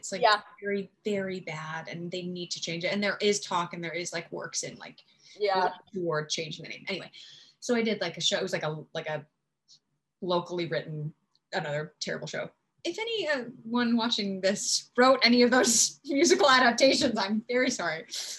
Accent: Southern Utah, United States; So yeah, in terms of growing up in Utah

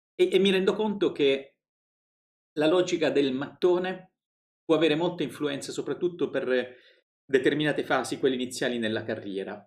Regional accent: Apulia, Italy; moved away as an adult; also born or lived in Rome; io sono pugliese

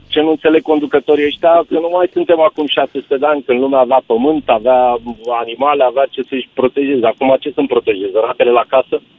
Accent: Romania; moved away; also born or lived in England; așa am fost crescuți, noi ca români

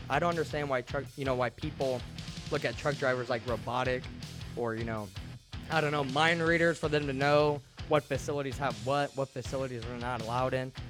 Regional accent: Central Illinois, United States; moved away as an adult; also born or lived in Phoenix; Now I'm living in Illinois. This is actually my hometown.

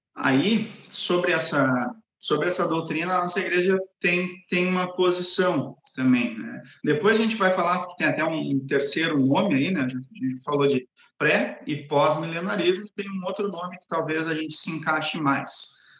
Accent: Gravataí, Rio Grande do Sul, Brazil; moved away as an adult; also born or lived in São Paulo; now in Cariacica, Brazil; Eu sou gaúcho, eu sou natural de Gravataí e só morei no Rio Grande do Sul, em São Paulo e aqui

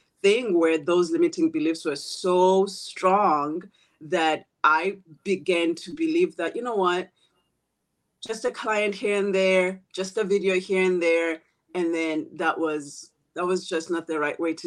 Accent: South Africa; moved away as an adult; also born or lived in South Korea / Malaysia / Thailand / Philippines; now in Seattle, United States; I'm from a small village town in South Africa. And the story of being raised by a poor priest

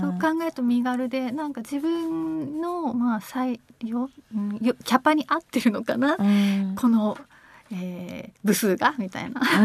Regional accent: Toyama, Japan; now in Tokyo, Japan; 自分がえ出身は富山だけれども、まあ、東京にやってきて

